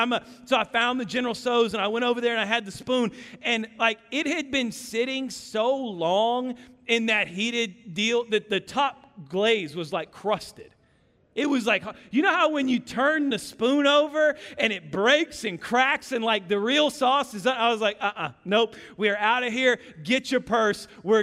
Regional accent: Kansas City, Missouri, United States; now in Texas, United States; I came from Kansas City.

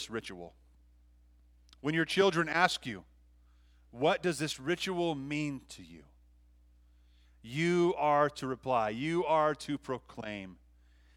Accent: Montana, United States; moved away; I love Montana. It's my hometown

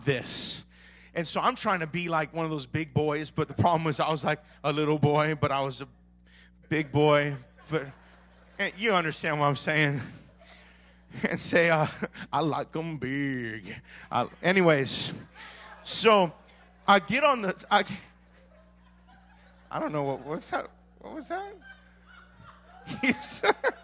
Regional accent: Maui, Hawaii, United States; I grew up in Maui my whole life

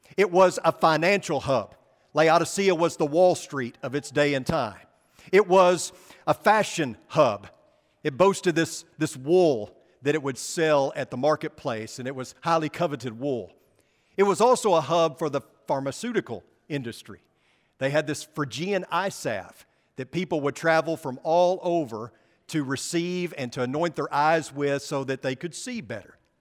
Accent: Arkansas, United States; I'm from Arkansas, you know, the Holy Land.

